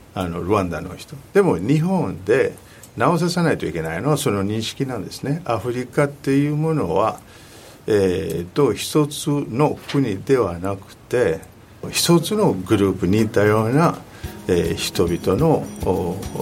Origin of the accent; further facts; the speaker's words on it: Kinshasa, DR Congo; Japanese is a second language; moved away; also born or lived in Katanga; 南で生まれた、えー、カタンガという地域なんですけども育ったのはキンシャサともあとあの西の方